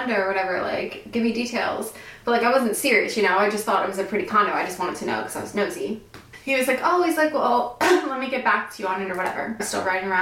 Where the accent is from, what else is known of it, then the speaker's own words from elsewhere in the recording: Maryland, United States; moved away as an adult; now in Florida, United States; I live in Florida, but I'm from Maryland.